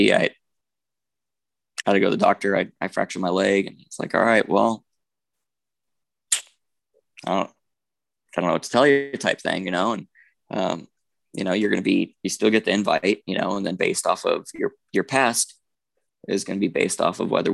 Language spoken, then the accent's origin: English; Tucson, Arizona, United States; I'm from Tucson